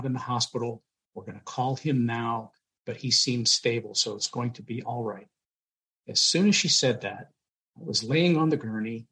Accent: Pittsburgh, Pennsylvania, United States; moved away; I'm originally from Pittsburgh, Pennsylvania

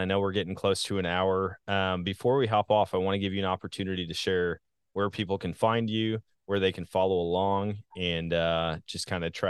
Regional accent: Wisconsin, United States; now in Missouri, United States; I say that all the time about my home state of Wisconsin. Now that I'm in Missouri, I say the same thing.

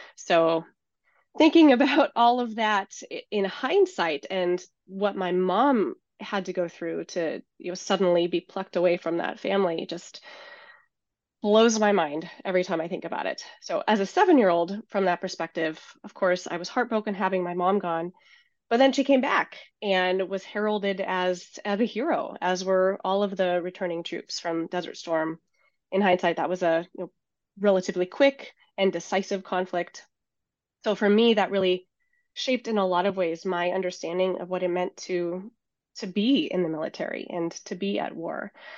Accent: Seattle, Washington, United States; born or raised there; moved away as an adult

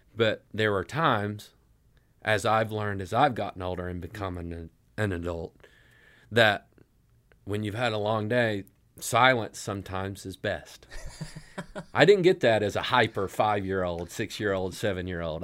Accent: Elizabethton, Tennessee, United States; moved away as an adult; also born or lived in Johnson City, Tennessee / Knoxville, Tennessee; now in Nashville, United States; I was born in Johnson City, and I grew up in a small town called Elizabethton.

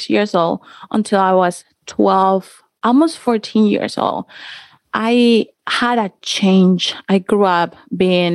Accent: Cali, Valle del Cauca, Colombia; I grew up in Colombia. I'm from Colombia, from Cali

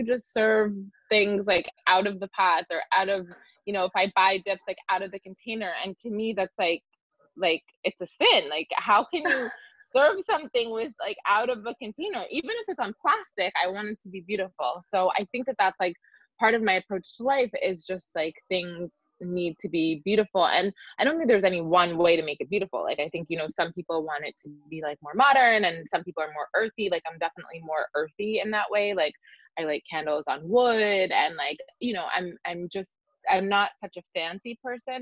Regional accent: Jersey Shore, New Jersey, United States; now in Brooklyn, United States; I grew up in New Jersey, on the Jersey Shore.

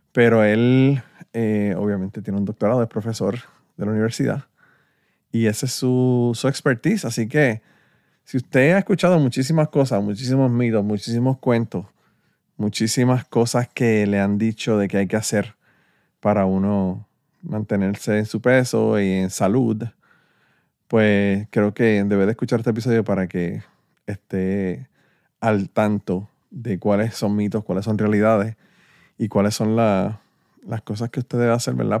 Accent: Puerto Rico; yo soy boricua

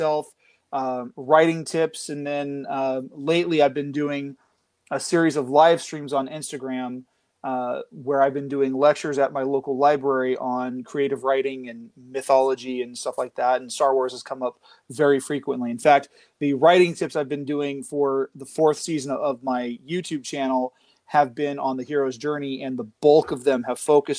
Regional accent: Central Valley of California, United States; also born or lived in Arizona; I am a writer from the Central Valley of California. I live about 40 minutes south of Fresno.

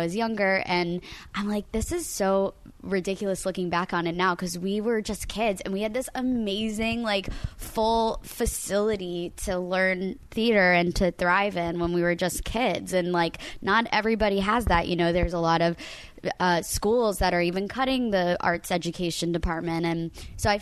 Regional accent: Coral Springs, Florida, United States; moved away; My jersey is totally Florida. Coral Springs, Florida, more specifically

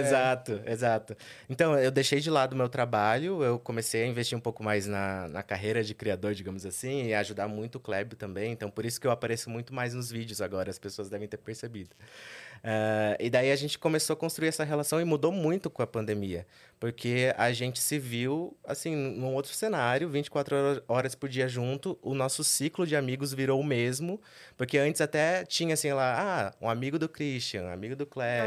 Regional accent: Sorocaba, São Paulo, Brazil; moved away as an adult; now in São Paulo, Brazil; originalmente, eu sou de Sorocaba. Vivi lá a minha vida toda com os meus pais

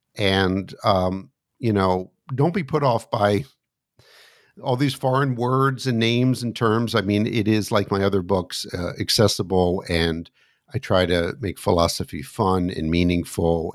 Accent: United States; also born or lived in suburb of Washington, D.C.; as an American sitting here looking out my window in the suburb of Washington, D.C.

